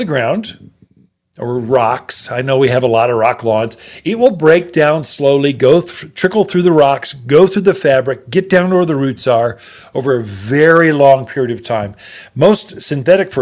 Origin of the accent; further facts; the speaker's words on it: Wildwood, United States; growing up in Wildwood